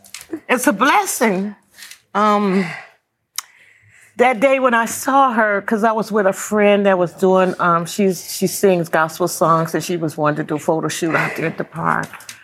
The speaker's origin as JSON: {"language": "English", "town": "Atlanta", "region": "Georgia", "country": "United States", "said": "I'm from Atlanta"}